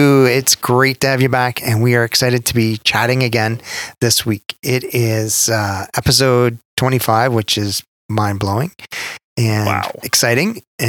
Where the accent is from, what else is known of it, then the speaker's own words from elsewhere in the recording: Canada; Especially as a Canadian.